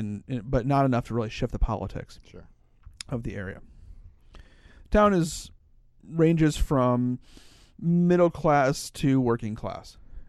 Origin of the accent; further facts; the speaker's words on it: Pioneer, Ohio, United States; moved away; Pioneer is a small town in the very northwest corner of Ohio. It's where I grew up. And it's about a mile from Michigan and about 10 miles from Indiana. It's right in the corner.